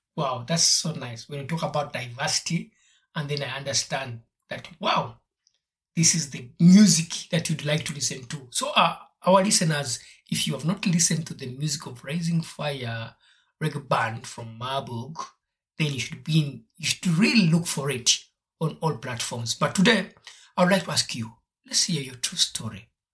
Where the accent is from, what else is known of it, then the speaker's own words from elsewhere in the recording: Uganda; I grew up in Uganda